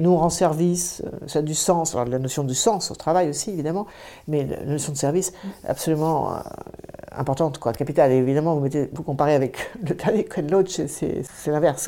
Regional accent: Deux-Sèvres, Nouvelle-Aquitaine, France; je suis originaire des Deux-Sèvres

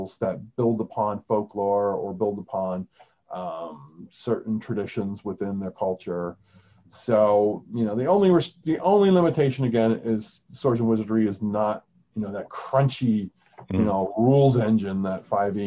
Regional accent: United States; I'm American

